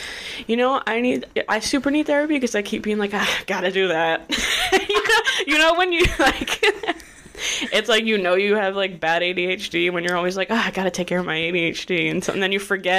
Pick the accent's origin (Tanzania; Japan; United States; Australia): United States; Brockton, Massachusetts; moved away as an adult; now in New York City, United States; I grew up with Paul in the Brockton.